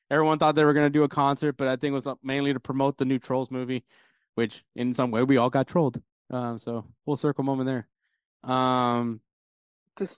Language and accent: English; Houston, Texas, United States; obviously we're from Houston